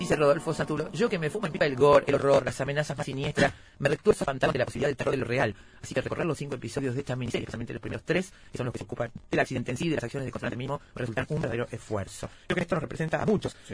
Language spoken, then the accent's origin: Spanish; Uruguay; soy uruguaya